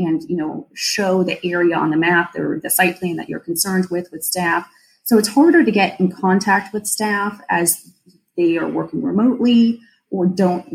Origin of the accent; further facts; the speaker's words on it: St. Petersburg, Florida, United States; I'm lucky enough to call St. Pete my home, like in my hometown, too. I grew up here